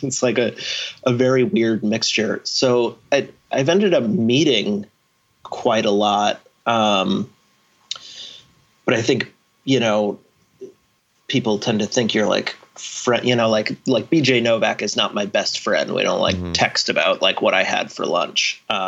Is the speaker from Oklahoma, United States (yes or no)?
no; Maine, United States; also born or lived in New York / Milwaukee / Vermont; now in Los Angeles, United States; I'm from Maine, yeah, but I've lived quite a lot of places now.